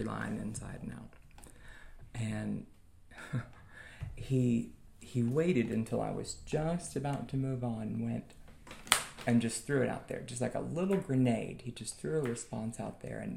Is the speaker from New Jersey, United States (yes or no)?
no; Oak Ridge, Tennessee, United States; I'm from Oak Ridge. We all speak to each other in the liquor store.